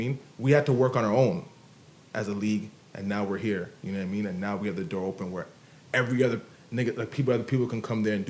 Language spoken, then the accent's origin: English; Canada; I'm like, oh, I'm from Canada.